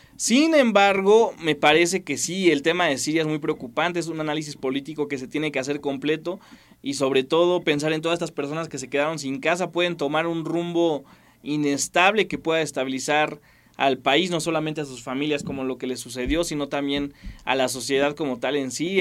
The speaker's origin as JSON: {"language": "Spanish", "country": "Mexico", "said": "como sociedad mexicana"}